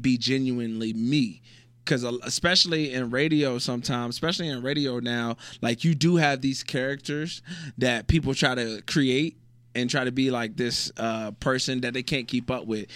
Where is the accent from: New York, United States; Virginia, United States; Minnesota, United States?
Virginia, United States; moved away as an adult; also born or lived in North Carolina / Illinois / Utah / Malaysia; now in Abu Dhabi, United Arab Emirates; originally from Virginia